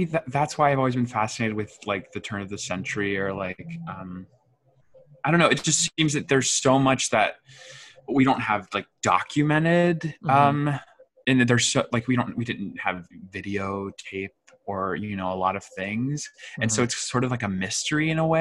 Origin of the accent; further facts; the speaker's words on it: Georgia, United States; I was raised in Georgia